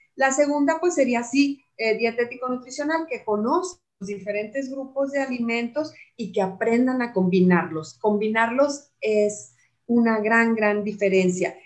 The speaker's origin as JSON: {"language": "Spanish", "region": "Chihuahua", "country": "Mexico", "said": "de mi tierra, de Chihuahua"}